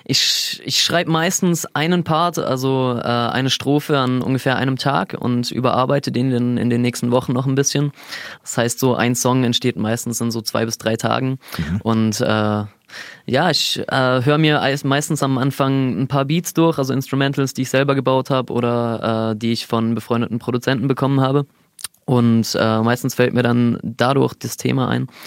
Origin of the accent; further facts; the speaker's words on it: Lindau, Bavaria, Germany; ich bin aus Lindau.